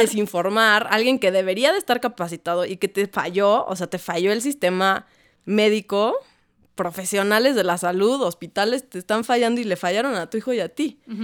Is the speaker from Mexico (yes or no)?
yes; Mexico; creciendo en México